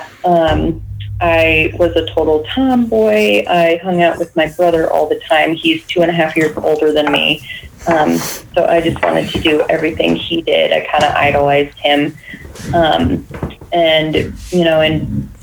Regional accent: Colorado Springs, Colorado, United States; I'm from Colorado Springs, Colorado. I'm a native

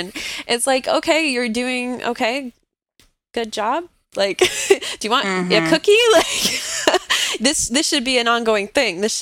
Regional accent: Joliet, Illinois, United States; my hometown outside of Chicago

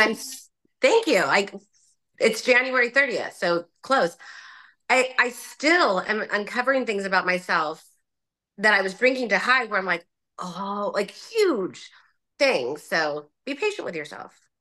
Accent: Orange County, California, United States; I grew up in Orange County

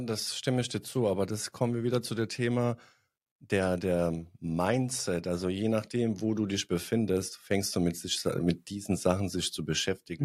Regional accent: Bosnia & Herzegovina; now in Germany; ich komme aus Bosnien

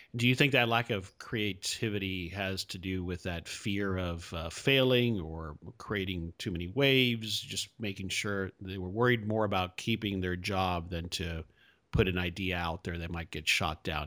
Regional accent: Hialeah, Florida, United States; now in Dallas, United States; I grew up in South Florida. I grew up in Hialeah for the most part

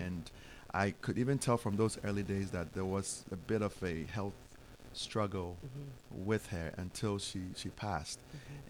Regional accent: Ghana; moved away as an adult; now in United States; growing up in Ghana

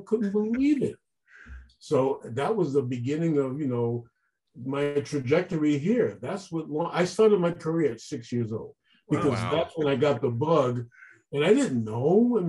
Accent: Brooklyn, New York, United States; also born or lived in New Jersey; I grew up in Brooklyn, New York.

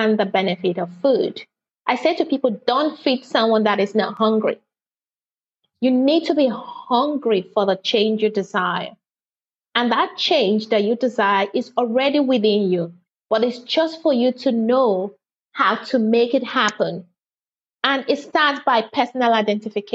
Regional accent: Nigeria; now in United Kingdom; I'm a Nigerian by birth and British by marriage

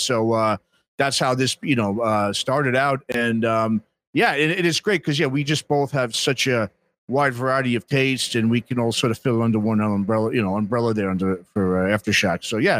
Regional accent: New York, United States; I grew up in New York.

